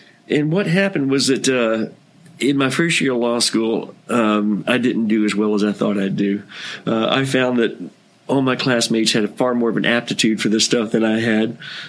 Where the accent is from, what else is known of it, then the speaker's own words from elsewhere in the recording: Kentucky, United States; moved away as an adult; now in San Diego, United States; I grew up in Kentucky.